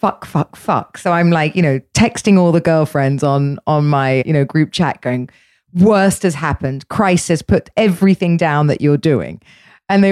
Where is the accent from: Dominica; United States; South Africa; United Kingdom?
United Kingdom; England; I'm English, so I was brought up in a way for us, sex was always dirty